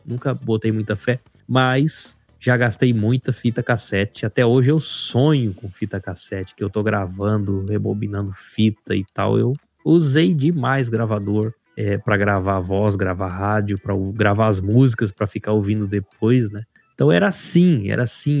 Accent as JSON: {"language": "Portuguese", "town": "Rondonópolis", "region": "Mato Grosso", "country": "Brazil", "tie": "born or raised there", "also_born_or_lived": "Cascavel, Paraná"}